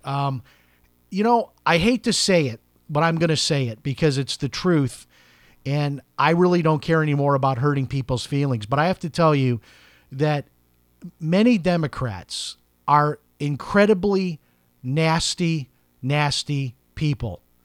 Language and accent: English; Chicago, Illinois, United States; I grew up in Chicago, a very political place